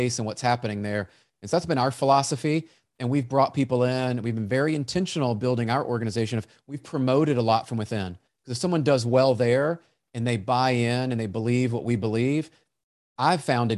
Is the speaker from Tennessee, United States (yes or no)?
yes; Memphis, Tennessee, United States; I grew up in Memphis, Tennessee